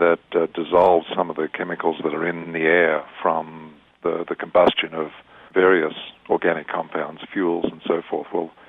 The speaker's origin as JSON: {"language": "English", "country": "Australia", "tie": "born or raised there", "accent": "Australian", "moved": "as an adult", "lives_now": "San Diego, United States", "said": "Well, I'm actually Australian, as you may tell from my accent. I grew up and did my medical training in Australia, came to San Diego in 1970 to do research training at UCSD and stayed."}